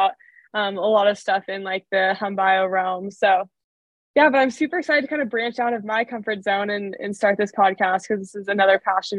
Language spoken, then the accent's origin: English; Danville, California, United States; I grew up in Danville, California, lived there my whole life, and now am at Stanford in Palo Alto, so not too far from home.